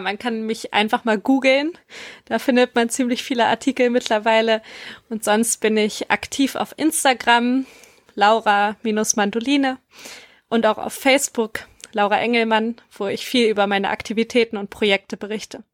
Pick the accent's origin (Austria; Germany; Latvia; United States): Germany; Empelde, Lower Saxony; moved away as an adult; now in Wuppertal, Germany; Ich komme ursprünglich aus Empelde bei Hannover und bin seit fünf Jahren in Wuppertal